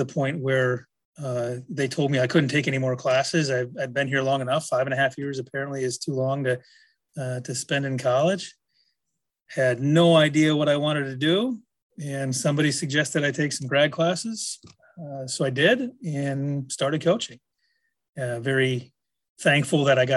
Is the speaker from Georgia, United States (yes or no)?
no; Manitowoc, Wisconsin, United States; I grew up in Manitowoc, Wisconsin, about an hour north of Milwaukee.